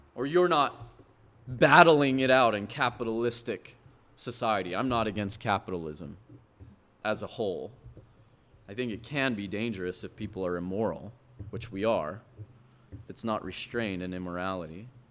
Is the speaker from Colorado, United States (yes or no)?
no; Montana, United States; moved away; I come from Montana where they strip a harvest